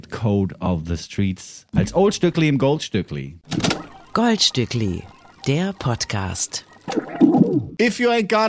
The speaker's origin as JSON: {"language": "German", "town": "Frankfurt", "region": "Hesse", "country": "Germany", "said": "Ne, weil ich bin zwar aus Frankfurt hierher gekommen, was auch schon eine Großstadt ist"}